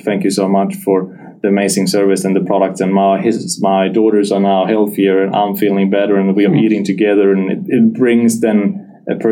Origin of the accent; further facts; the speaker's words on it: Gothenburg, Västra Götaland, Sweden; moved away as an adult; now in Perth, Australia; we moved back to my hometown, Gothenburg